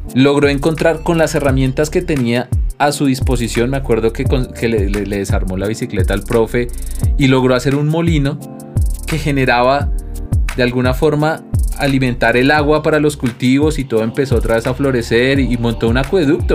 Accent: Colombia; nos han enseñado a actuar como colombianos

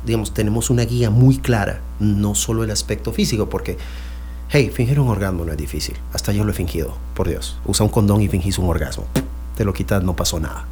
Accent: France; Spanish is a second language; moved away; yo soy francés

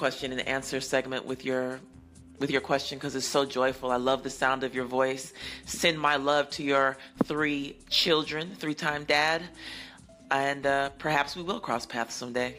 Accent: Colorado, United States; moved away; also born or lived in Atlanta, Georgia; I am not from Nashville. I was born and raised in Colorado because my father played for the Denver Nuggets. And then I was also raised in Atlanta

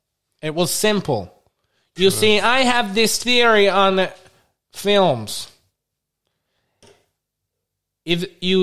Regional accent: Wisconsin, United States; I'm from Wisconsin.

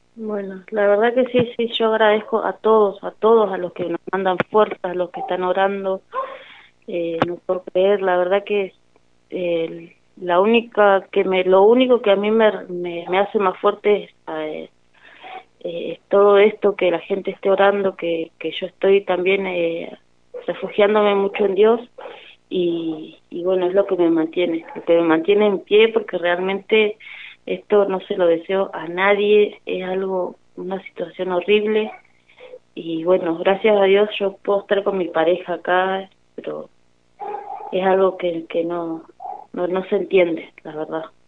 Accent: El Cóndor, Río Negro, Argentina; somos del Bañario

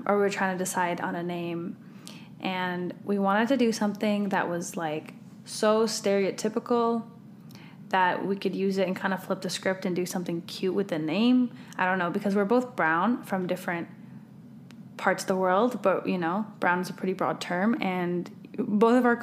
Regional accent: Canada; My family's from the southern part of the country, and I was born and raised in Canada.

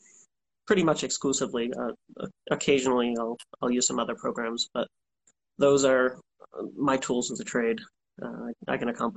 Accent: Norton, Massachusetts, United States; So I grew up south of Boston, in a town called Norton. It's a small town.

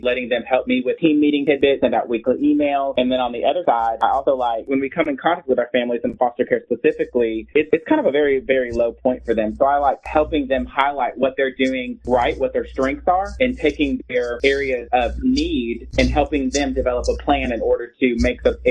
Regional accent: Illinois, United States; now in Tennessee, United States; I'm from Illinois and we have a huge farming industry

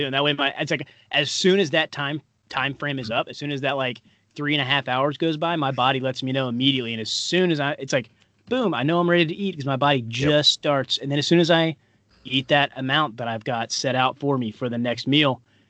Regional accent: Paducah, Kentucky, United States; my hometown in Paducah, Kentucky

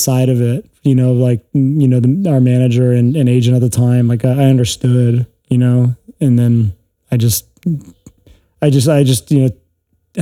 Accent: Los Angeles, California, United States; I grew up in Studio City

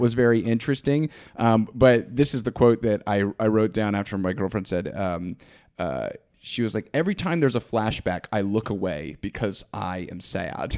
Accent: Georgia, United States; I'm from Georgia

